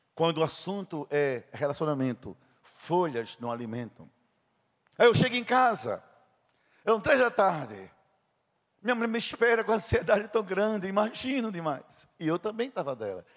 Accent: Princesa Isabel, Paraíba, Brazil; Era o sítio onde eu nasci

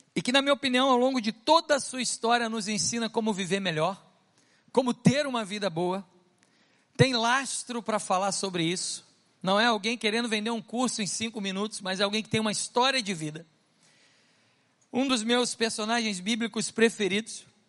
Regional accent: Rio de Janeiro, Brazil; moved away as an adult; also born or lived in Paris, France; Somos do Rio de Janeiro, mas vivemos na Europa durante seis anos

